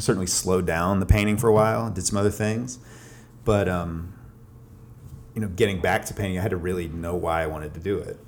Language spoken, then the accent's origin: English; Atlanta, Georgia, United States; moved away as an adult; also born or lived in Boston, Massachusetts; now in Athens, United States; I grew up in Atlanta